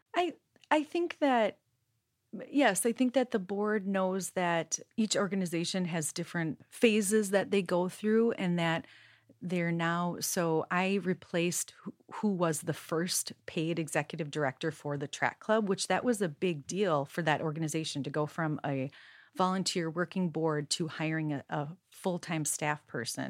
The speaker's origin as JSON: {"language": "English", "region": "Minnesota", "country": "United States", "tie": "born or raised there", "moved": "yes", "said": "I grew up in Minnesota"}